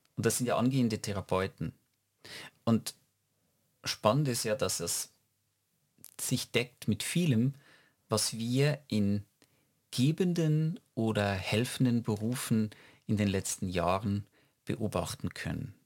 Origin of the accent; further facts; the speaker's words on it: Switzerland; wir als Schweizer